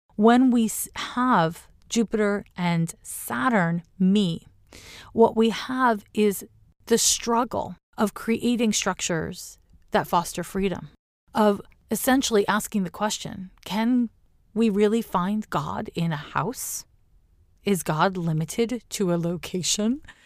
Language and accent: English; Canada; now in Oakland, United States; as a Canadian now living in California, to me, living in Oakland, California